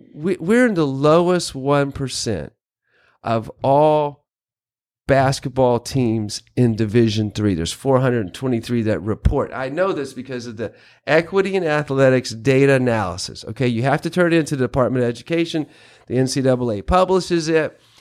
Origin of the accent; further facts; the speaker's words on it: North Carolina, United States; moved away as an adult; also born or lived in Kentucky; I grew up in North Carolina, kind of in the country.